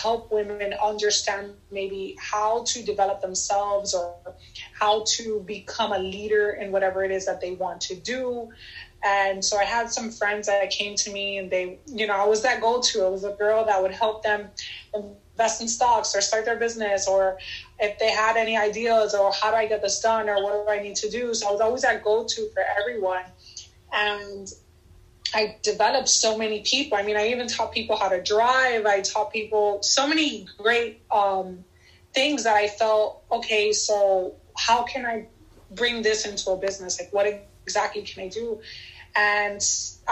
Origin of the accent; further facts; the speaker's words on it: United States; I was born here in the United States, and my father was born in Cuba.